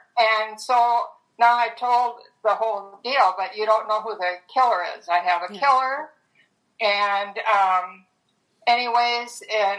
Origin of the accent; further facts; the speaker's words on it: Minneapolis, Minnesota, United States; I'm from Minneapolis.